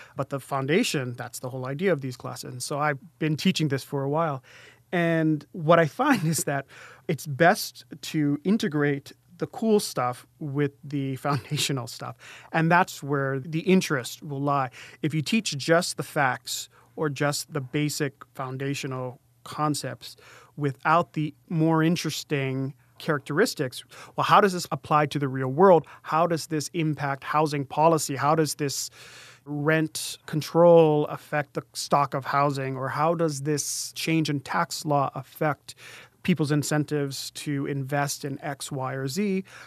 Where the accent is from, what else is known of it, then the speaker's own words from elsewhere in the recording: Native Hawaiian, United States; I went to a school that had primarily Native Hawaiian students. So he was talking to us as Native Hawaiian students